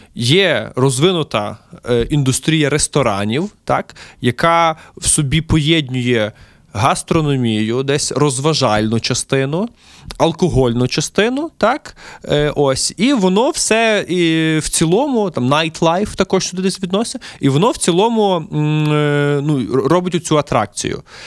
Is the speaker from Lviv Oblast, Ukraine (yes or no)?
yes; Lviv, Lviv Oblast, Ukraine; мій рідний Львів